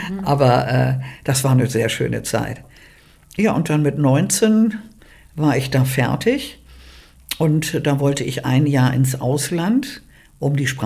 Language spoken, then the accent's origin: German; Bergedorf, Hamburg, Germany; born there; Also, ich bin in Bergedorf geboren.